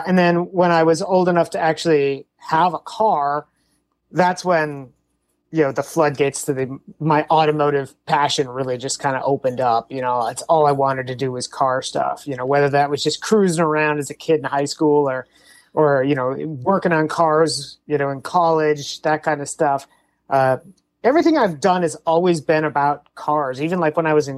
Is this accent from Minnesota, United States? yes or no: yes; Saint Paul, Minnesota, United States; moved away as an adult; also born or lived in Mississippi / Milwaukee, Wisconsin; now in West Coast, United States; I was born in St. Paul, Minnesota, and spent about almost 18 years there.